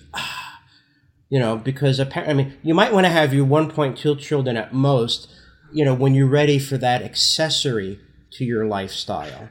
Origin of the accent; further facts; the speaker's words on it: Newark, New Jersey, United States; I, I grew up in Newark, New Jersey in the sixties and seventies